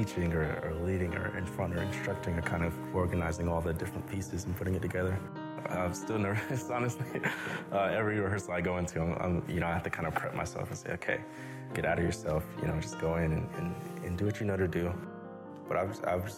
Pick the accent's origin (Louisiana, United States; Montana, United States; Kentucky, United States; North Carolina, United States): North Carolina, United States; Greensboro; also born or lived in Chapel Hill, North Carolina; I was born in Chapel Hill, lived there until I was about 7 or 8, and my family moved to Greensboro.